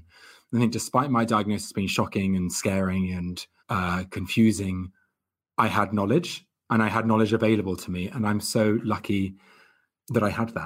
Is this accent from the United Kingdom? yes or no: yes; Hertfordshire, East of England, United Kingdom; I'm a Gemini from Hertfordshire